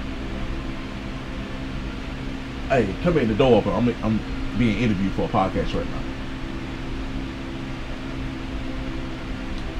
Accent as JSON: {"language": "English", "town": "Mobile", "region": "Alabama", "country": "United States", "tie": "born or raised there", "said": "Growing up in Tumbleville"}